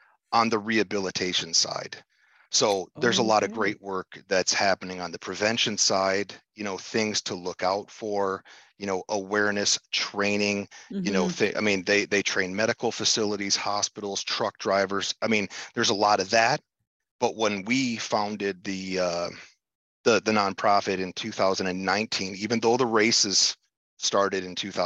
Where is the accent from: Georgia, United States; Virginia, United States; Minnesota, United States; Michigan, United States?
Michigan, United States; Upper Peninsula of; moved away as an adult; also born or lived in Kalamazoo, Michigan; I was born and raised in the Upper Peninsula of Michigan, in the UP.